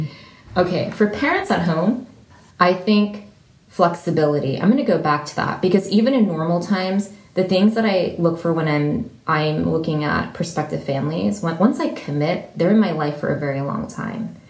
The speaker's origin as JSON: {"language": "English", "area": "San Francisco Bay Area", "region": "California", "country": "United States", "tie": "born or raised there", "also_born_or_lived": "Cambridge, England", "moved": "as an adult", "said": "I was raised in the San Francisco Bay Area"}